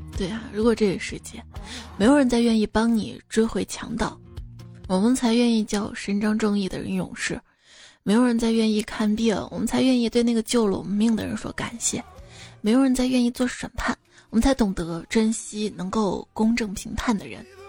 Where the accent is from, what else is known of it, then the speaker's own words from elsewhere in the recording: Shaanxi, China; accent: Shaanxi dialect; 用我们陕西话说试火一下